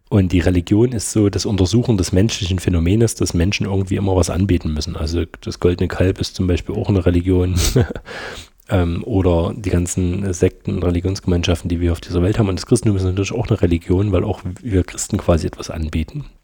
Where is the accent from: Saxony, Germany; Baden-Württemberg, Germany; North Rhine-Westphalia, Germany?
Saxony, Germany; Stollberg; und ich komme ja aus Stolberg, das ist ja auf der anderen Seite von der Autobahn.